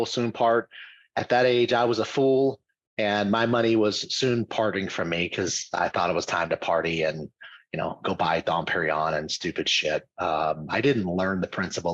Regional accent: Louisiana, United States; moved away as an adult; also born or lived in Dallas, Texas; I grew up in Louisiana.

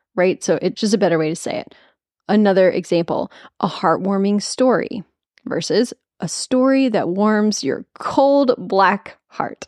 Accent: Nashville, Tennessee, United States; I live in Nashville. It's my hometown

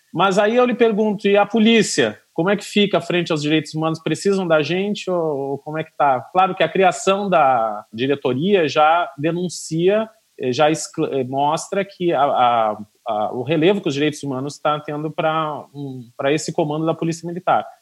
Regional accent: Rio Grande, Rio Grande do Sul, Brazil; moved away; eu sou do Rio Grande do Sul, sou de Rio Grande, Rio Grande do Sul

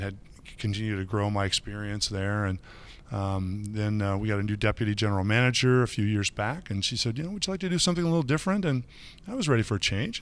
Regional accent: Michigan, United States; now in Chicago, United States; I grew up on the other side of the lake. I grew up in Michigan

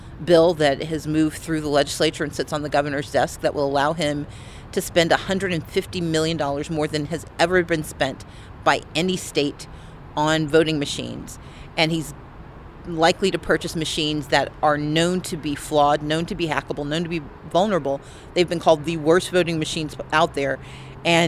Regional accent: United States; I am an American

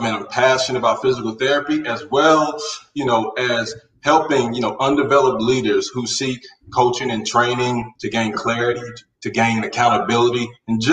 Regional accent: Carolina, United States; born or raised there

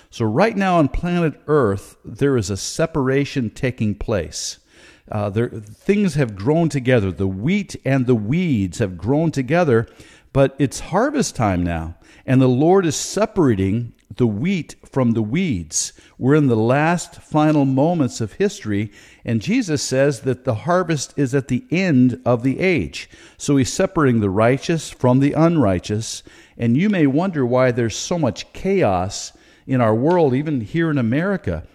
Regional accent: United States; I'm a Christian first, and then I'm an American second

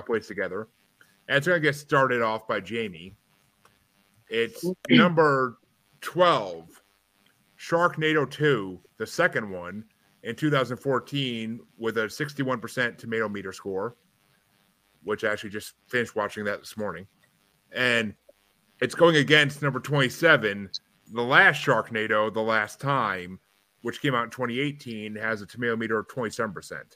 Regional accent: New York, United States; I'm from New York

